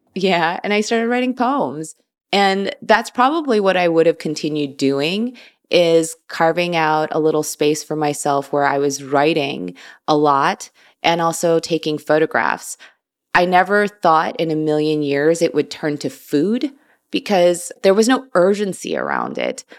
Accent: Chicago, Illinois, United States; I was born and raised in Chicago, Illinois.

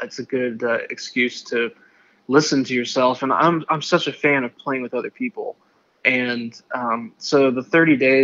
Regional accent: Indiana, United States; also born or lived in Kentucky; now in Nashville, United States; I grew up in Indiana. And then I lived in Kentucky for a spell before moving to Nashville.

